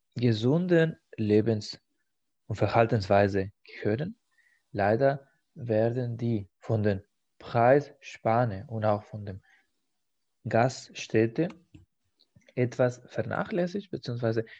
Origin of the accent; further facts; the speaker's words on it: Spain; now in Germany; In meiner Heimat